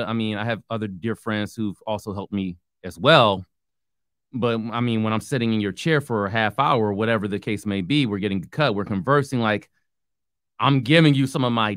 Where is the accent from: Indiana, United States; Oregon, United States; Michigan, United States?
Michigan, United States; Detroit; moved away as an adult; I was gone from Michigan, from the city of Detroit, for 8-9 years.